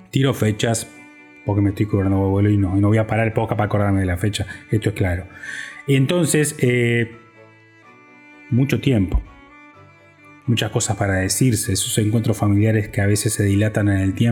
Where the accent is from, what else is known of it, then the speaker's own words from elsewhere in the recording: Uruguay; moved away; Eh, mi familia emigró, como muchos uruguayos, se lo explico para que de antemano, eh, hace 20 años, en la crisis en Uruguay.